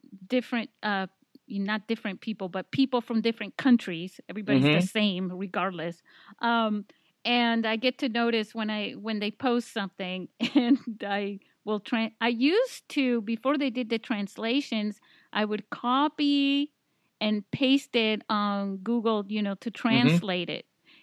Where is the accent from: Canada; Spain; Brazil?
Spain; also born or lived in Italy; now in San Diego, United States; I can speak Spanish because, you know, I grew up in Spain